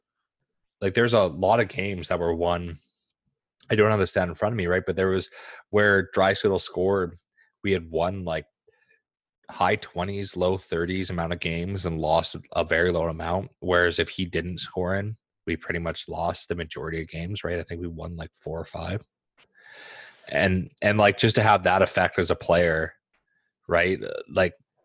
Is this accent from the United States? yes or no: no; Saskatchewan, Canada; moved away; I was born in Saskatchewan, so there's some sort of like cultural heritage.